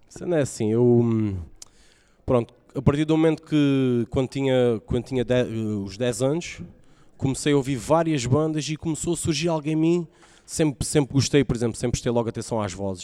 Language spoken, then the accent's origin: Portuguese; Faro, Algarve, Portugal; also born or lived in Ameixial; nasci em Faro. Ah, vivi numa aldeia, vivi numa, no, numa aldeia que é o Ameixial antes